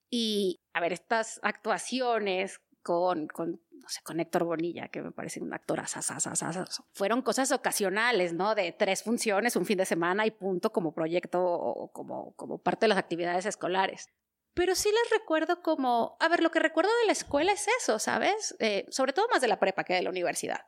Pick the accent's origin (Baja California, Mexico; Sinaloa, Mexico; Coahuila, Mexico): Coahuila, Mexico; Torreón; also born or lived in Gómez Palacio, Durango; yo nací en Torreón, en estricto sentido en Gómez Palacio, pero para mayor referencia geográfica en Torreón